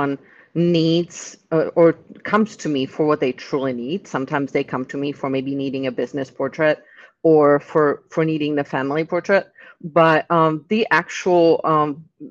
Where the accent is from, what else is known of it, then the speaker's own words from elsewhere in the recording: Czechia; English is a second language; moved away as an adult; now in Tampa, United States; I'm originally from the Czech Republic. I've lived here in the U.S. since my 18th birthday